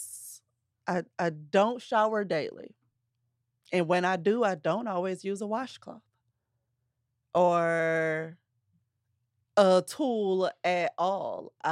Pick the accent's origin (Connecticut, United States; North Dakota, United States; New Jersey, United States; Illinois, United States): Illinois, United States; Belleville; I'm not exactly from St. Louis, so I'm from the Illinois side, Belleville, Illinois